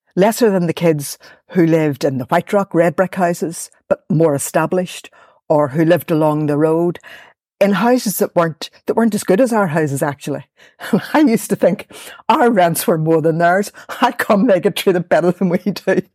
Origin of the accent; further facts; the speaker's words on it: Belfast, Northern Ireland, United Kingdom; I grew up in Ballymurphy